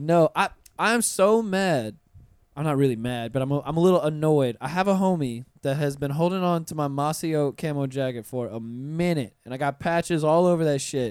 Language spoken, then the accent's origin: English; Pensacola, Florida, United States; moved away; I'm from Pensacola. I'm from you know country